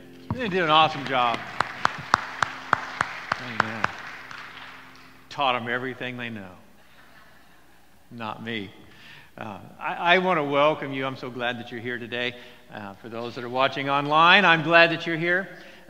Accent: Phoenix, Arizona, United States; also born or lived in California; because I grew up in the Phoenix area for a time and in California

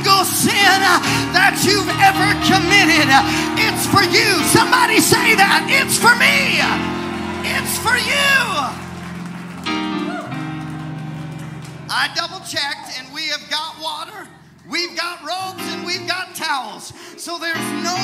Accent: Seattle, Washington, United States; I was raised in Seattle, Washington

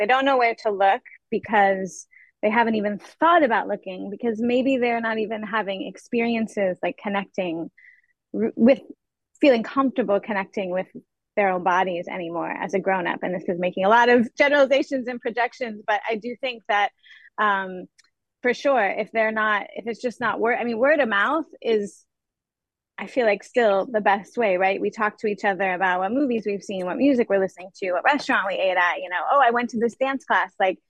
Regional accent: Indiana, United States; I grew up mostly in Indiana.

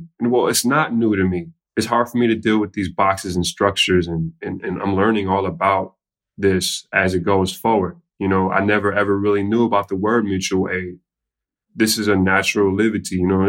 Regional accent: Chicago, Illinois, United States; I come from South Chicago, West Englewood, Ashburn, South Shore, multiple neighborhoods where I seen things.

